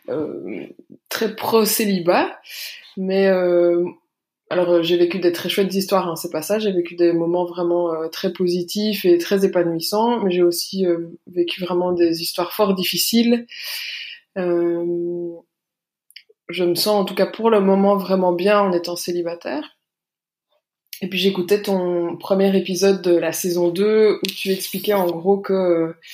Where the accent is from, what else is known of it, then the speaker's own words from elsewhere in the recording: Belgium; j'ai 33 ans, j'habite en Belgique, je suis belge.